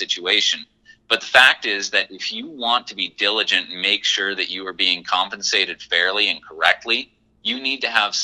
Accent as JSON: {"language": "English", "town": "Watford City", "region": "North Dakota", "country": "United States", "said": "me and my partner, Jeff Comer, we're both from Watford City originally."}